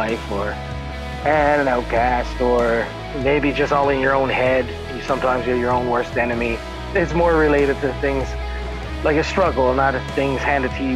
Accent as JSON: {"language": "English", "region": "Newfoundland and Labrador", "country": "Canada", "tie": "born or raised there", "moved": "yes", "lives_now": "Greater Toronto Area, Canada", "said": "we're both from Newfoundland"}